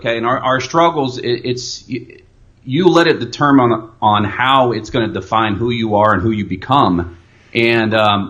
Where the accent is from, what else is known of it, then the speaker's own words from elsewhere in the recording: El Paso, Texas, United States; also born or lived in South Korea; I grew up in El Paso to the age of 8, 9 years old, and my mom and my dad they got a divorce, and my mom didn't speak very good English.